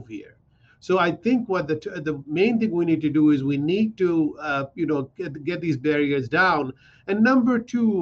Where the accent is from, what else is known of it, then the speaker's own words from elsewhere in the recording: Pakistan; now in United States; I come from Pakistan.